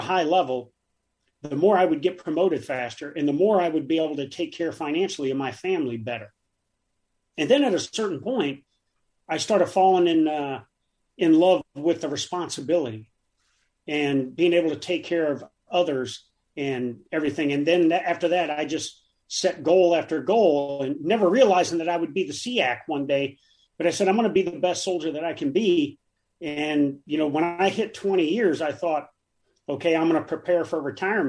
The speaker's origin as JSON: {"language": "English", "town": "Davenport", "region": "Iowa", "country": "United States", "tie": "born or raised there", "moved": "as an adult", "said": "I grew up in Davenport, Iowa"}